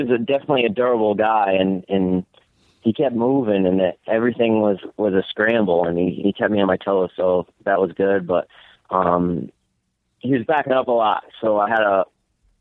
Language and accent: English; Connecticut, United States; I'm from Connecticut